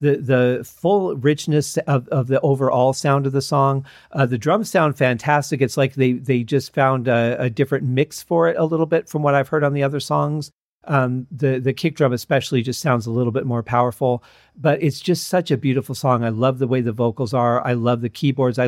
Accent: Michigan, United States; when we were growing up in Michigan

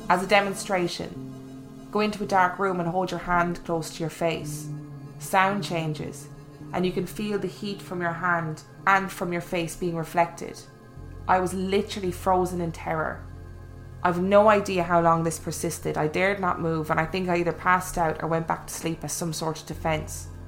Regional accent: Illinois, United States; farm was in rural Illinois, near a town of about 900 people, mostly Norwegian farmers. It was like growing up in Lake Wobegon.

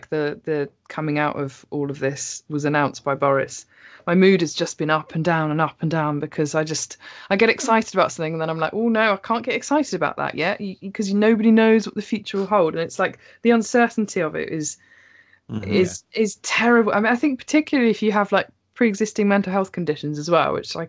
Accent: Norfolk, East of England, United Kingdom; now in Bristol, United Kingdom; I'm not even born and bred Bristol. I'm from Norfolk

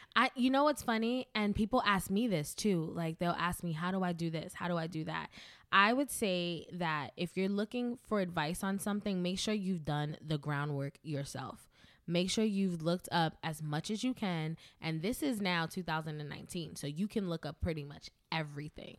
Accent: New York City, New York, United States; I'm from the Bronx, New York.

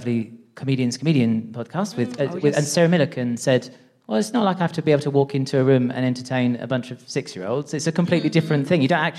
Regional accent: Essex, East of England, United Kingdom; So I'm a transgender person and I'm from Essex

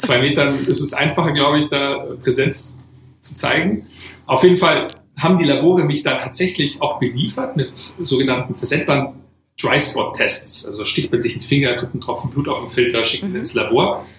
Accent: Weilheim in Oberbayern, Bavaria, Germany; also born or lived in Oregon, United States / Boston, United States; bin aufgewachsen hier in Weilheim in Oberbayern

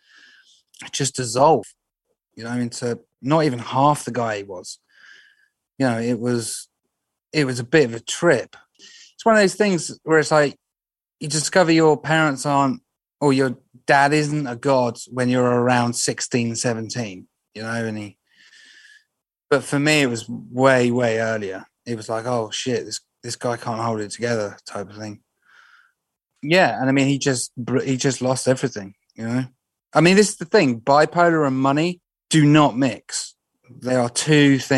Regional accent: Reading, South East England, United Kingdom; also born or lived in Streatley; I was born in Reading, Royal Barks Hospital, in 1989.

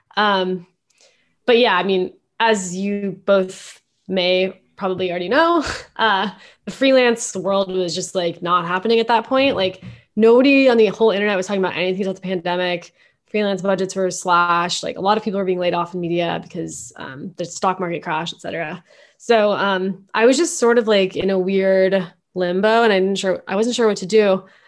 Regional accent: Mountain View, California, United States; moved away as an adult; also born or lived in San Francisco; now in New York, United States; I grew up in Mountain View

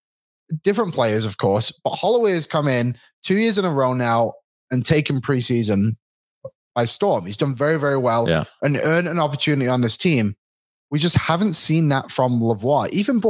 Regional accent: Bolton, Ontario, Canada; Ontario, but I'm from Bolton.

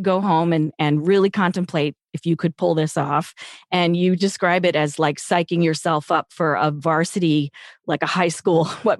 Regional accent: New York, United States; I'm from New York, so your accent is sort of like in my memory of my life, but I've never had that accent.

